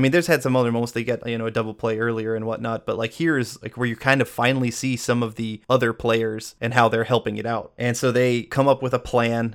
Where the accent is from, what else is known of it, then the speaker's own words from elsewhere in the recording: Atlanta, Georgia, United States; now in Los Angeles, United States; growing up in the Atlanta area in the nineties, you could not not be a Braves fan